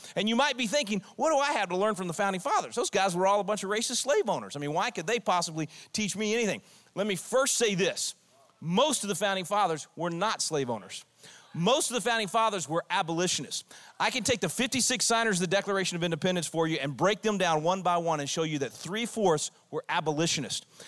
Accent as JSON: {"language": "English", "region": "Texas", "country": "United States", "said": "I'm a Texan"}